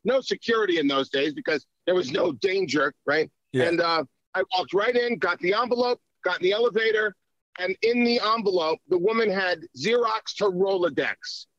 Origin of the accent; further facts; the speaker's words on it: Long Island, New York, United States; growing up in New York, which is where I grew up in Long Island first during the Islanders Four Cup administration back in the cusp of the 70s and 80s. That's where I grew up. And then in New York City